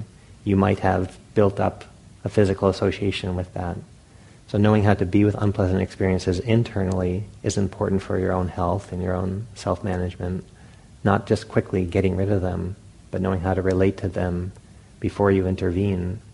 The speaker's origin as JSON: {"language": "English", "town": "Providence", "region": "Rhode Island", "country": "United States", "tie": "born or raised there", "said": "when I was a young boy, I grew up in Providence, Rhode Island"}